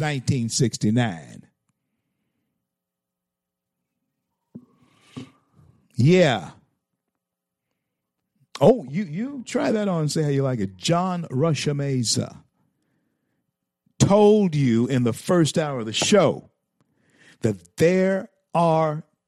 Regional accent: Louisiana, United States; now in Florida, United States; My home state is always Louisiana

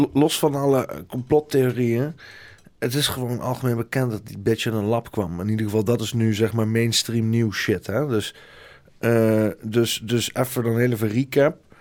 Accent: Netherlands; als Nederlander ben dan gewoon heel klein

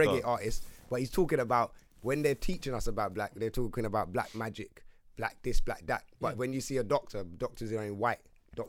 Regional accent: London, United Kingdom; Obviously, I grew up in Wood Green, in the heights of Wood Green, Tottenham

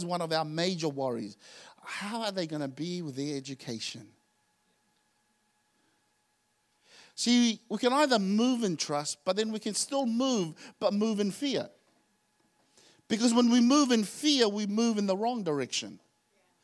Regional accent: Auckland, New Zealand; moved away as an adult; also born or lived in Tonga; I didn't grow up in Tonga. I grew up in Auckland.

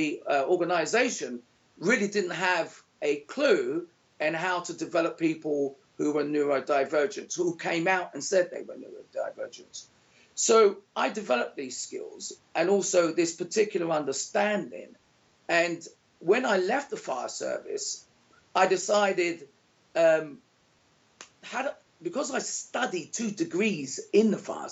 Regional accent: London, United Kingdom; moved away as an adult; now in Panama; born in 1964 in London

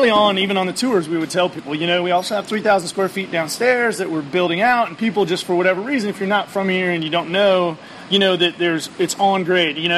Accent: California, United States; Well, I'm, I'm here from California and I can go and buy a pilot or a flight.

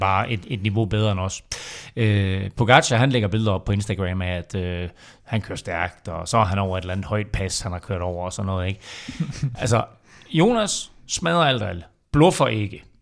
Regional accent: Denmark; vi som danskere

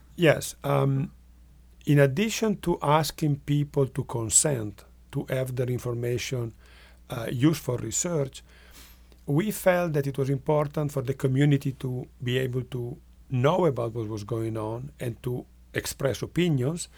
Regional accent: northwest Italy, Italy; English is a second language; now in Rochester, Minnesota, United States; I am from Italy and, uh, from the northwest. That's the part of the country that is near to France and Switzerland.

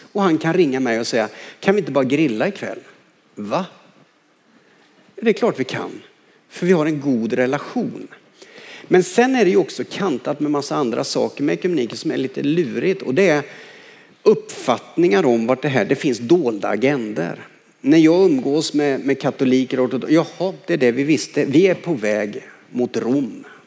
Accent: Karlskoga, Örebro County, Sweden; när jag växte upp i Karlskoga

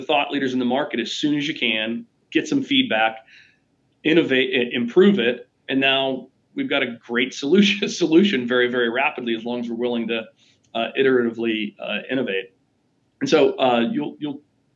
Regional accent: Pittsburgh, Pennsylvania, United States; I grew up in Pittsburgh

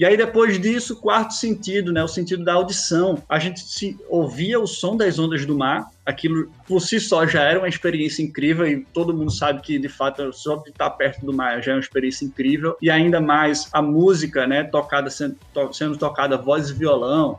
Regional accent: Recife, Pernambuco, Brazil; eu sou, eu sou de Recife.

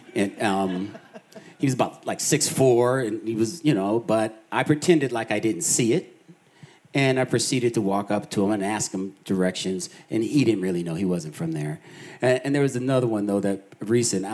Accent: Boulder, Colorado, United States; I was four years old, and um, my brother and I, my family moved to Boulder, Colorado

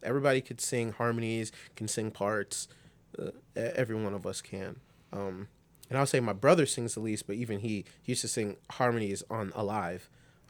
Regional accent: New York City, New York, United States; born there; I'm from New York City, and that's where I was born, but I grew up here.

